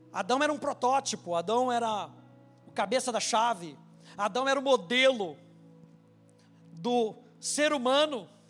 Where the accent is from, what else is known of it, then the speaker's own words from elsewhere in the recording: Brazil; eu nasci no Brasil